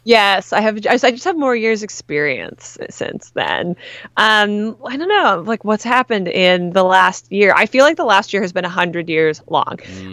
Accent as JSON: {"language": "English", "country": "Canada", "moved": "yes", "lives_now": "United States", "said": "As a Canadian"}